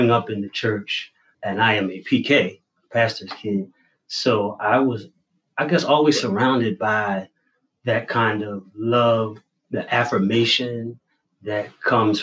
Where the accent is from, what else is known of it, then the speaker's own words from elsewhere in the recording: Philadelphia, Pennsylvania, United States; also born or lived in DMV (Washington, D.C. area); now in Washington, D.C. area, United States; I hail from Philadelphia, but I am currently in the DMV